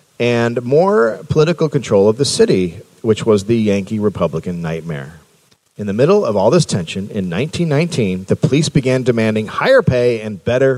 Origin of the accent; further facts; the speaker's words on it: Bulgaria; I'm from Bulgaria. It sounds the same.